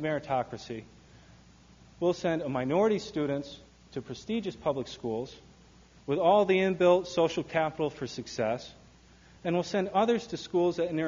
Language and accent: English; Michigan, United States; My home state of Michigan